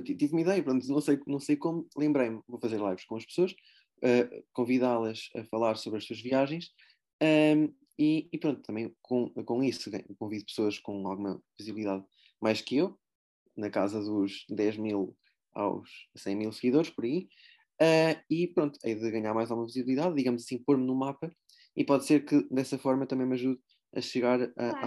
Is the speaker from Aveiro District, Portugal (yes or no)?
yes; Aveiro, Aveiro District, Portugal; eu vivi em Aveiro, desde, desde que nasci sou, sou de Aveiro